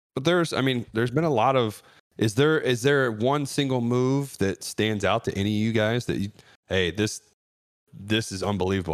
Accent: Ohio, United States; my home state of Cleveland or Cincinnati

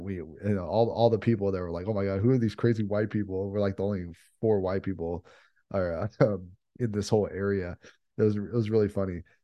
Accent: United States; we're privileged to be from where we are from the United States

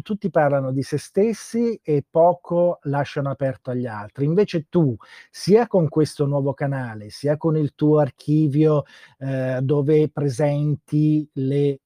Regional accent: Bergamo, Lombardy, Italy; essendo io bergamasco

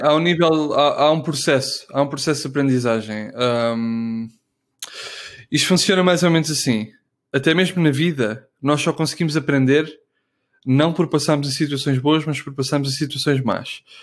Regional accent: Portugal; moved away as an adult; also born or lived in Netherlands / Munich, Germany; eu quando saí de Portugal, eu estive na Holanda

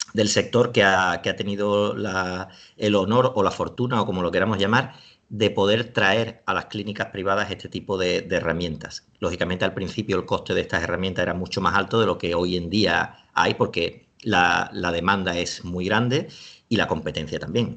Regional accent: Seville, Andalusia, Spain; now in Alicante, Spain; en Sevilla, que es de donde yo soy, aunque ahora vivo en Alicante

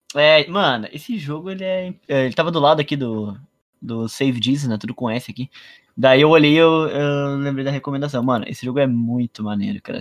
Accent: Rio Grande do Sul, Brazil; eu sou gaúcho

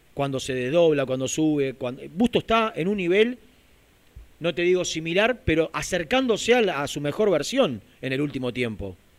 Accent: Lanús, Buenos Aires Province, Argentina; yo soy de Lanús

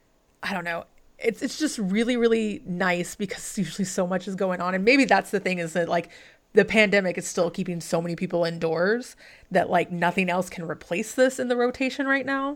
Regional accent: the South, United States; I am from the South, I very Southern family

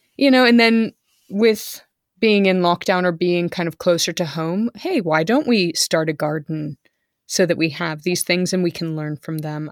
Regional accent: California, United States; moved away; I was from California

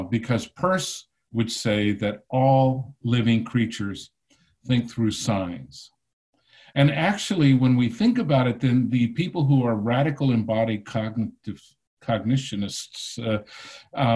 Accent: Texas, United States; growing up in Texas.

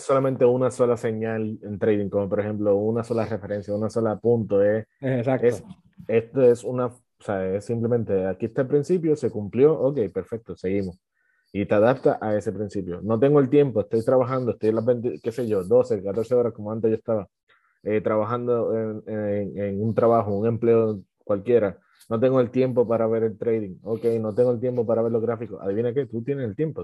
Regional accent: Puerto Rico; yo soy de Puerto Rico

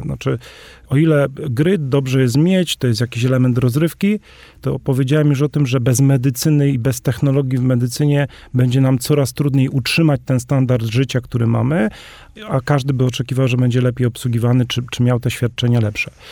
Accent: Polish Highlands, Podhale, Poland; sam jestem góralem

